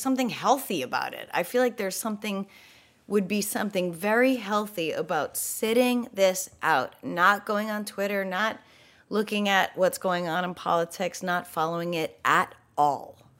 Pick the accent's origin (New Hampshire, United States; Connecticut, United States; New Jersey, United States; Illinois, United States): New Hampshire, United States; I grew up in New Hampshire